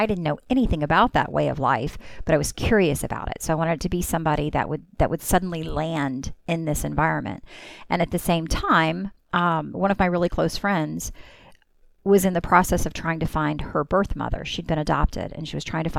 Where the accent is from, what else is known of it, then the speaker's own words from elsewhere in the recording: Mississippi, United States; now in Orlando, United States; I'm from Mississippi, and I also have family in Pensacola, Florida. And so since we moved to Orlando